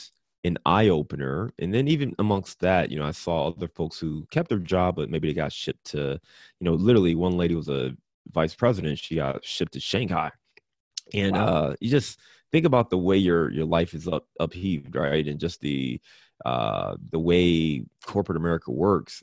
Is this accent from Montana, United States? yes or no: no; Cleveland, Ohio, United States; also born or lived in Detroit / Chicago / Dayton; now in Cincinnati, United States; I'm a Midwest kid, so born and raised in Cleveland, Ohio. I live in Cincinnati, Ohio now